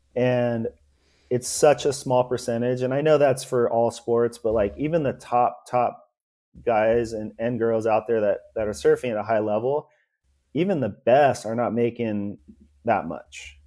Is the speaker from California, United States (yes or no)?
yes; Los Angeles, California, United States; also born or lived in Port Hueneme, California; I was born in Venice, California